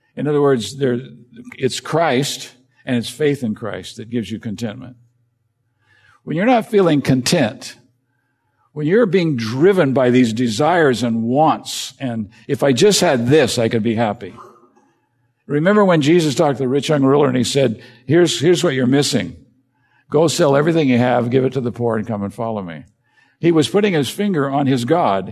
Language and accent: English; United States; as an American